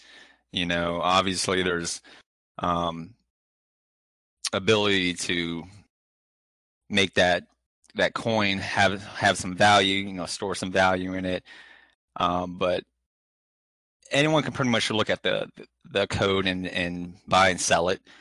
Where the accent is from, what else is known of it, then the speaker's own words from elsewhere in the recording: United States; We're both from the US